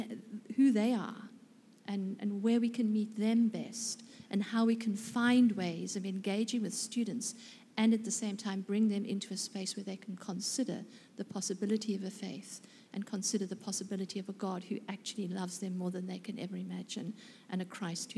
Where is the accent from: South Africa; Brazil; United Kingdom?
South Africa; now in Australia; in my 6 years that I've been in Australia, because I was in South Africa prior to that, surprisingly, by my accent